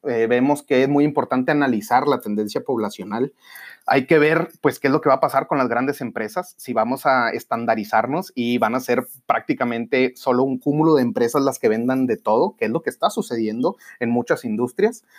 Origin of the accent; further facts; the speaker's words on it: Monterrey, Nuevo León, Mexico; seguir creciendo como regios y como mexicanos